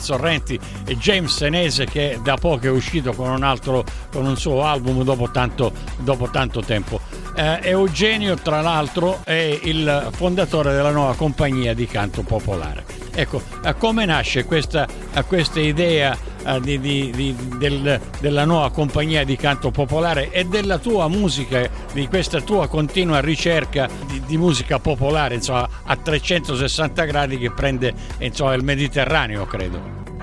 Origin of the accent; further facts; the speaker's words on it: Sicily, Italy; io sono siciliano